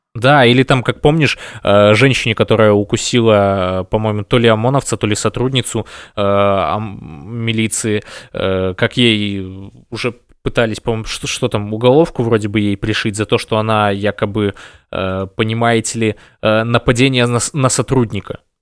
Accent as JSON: {"language": "Russian", "country": "Belarus", "said": "мы единый народ, мы белорусы"}